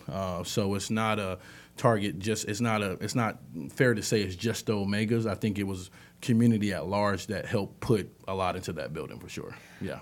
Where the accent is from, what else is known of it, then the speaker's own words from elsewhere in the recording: New Bern, North Carolina, United States; I'm from New Bern, I've been here all my life